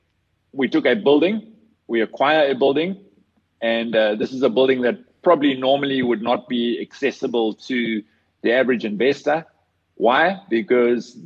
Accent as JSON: {"language": "English", "country": "South Africa", "said": "as a South African"}